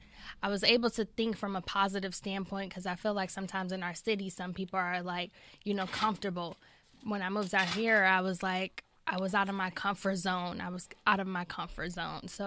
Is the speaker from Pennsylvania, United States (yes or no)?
no; Detroit, Michigan, United States; I'm from Six Mile.